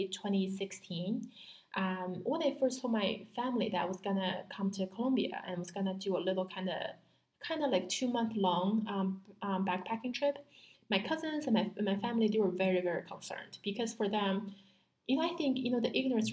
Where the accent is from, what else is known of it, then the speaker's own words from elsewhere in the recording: Beijing, China; moved away as an adult; I was born in Beijing. I went to public schools in Beijing for 17 years.